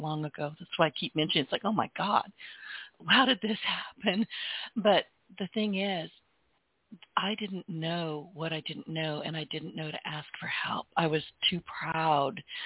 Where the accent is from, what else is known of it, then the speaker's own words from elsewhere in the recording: Louisiana, United States; I'm from Louisiana.